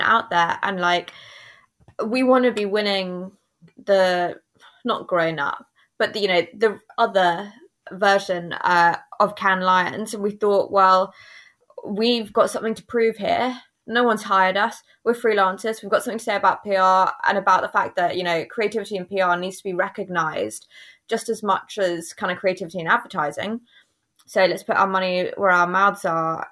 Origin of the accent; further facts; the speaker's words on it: England, United Kingdom; first language English; being English